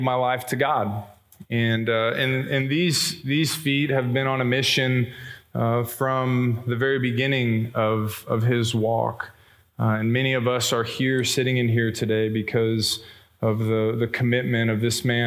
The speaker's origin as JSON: {"language": "English", "town": "Plano", "region": "Texas", "country": "United States", "tie": "born or raised there", "said": "I grew up in West Plano"}